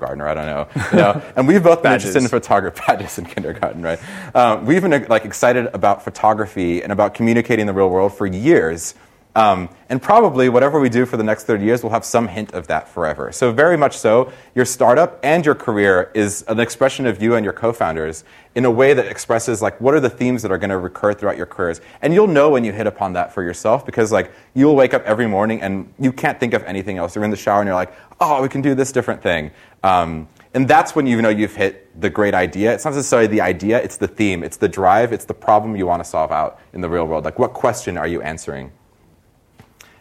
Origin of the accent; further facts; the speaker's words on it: Brazil; now in United States; I'm from Brazil originally